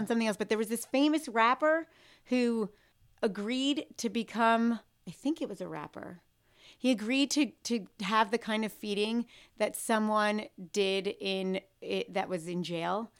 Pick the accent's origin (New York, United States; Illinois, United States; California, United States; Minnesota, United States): New York, United States; New York City; I grew up in New York City